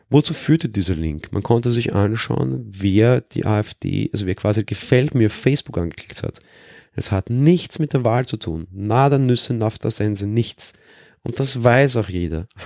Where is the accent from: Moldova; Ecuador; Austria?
Austria; Weil ich als Österreicher das ganz gut kenne, weil die FPÖ, die so auch so das rechte Pendant hier ist, wesentlich stärker ist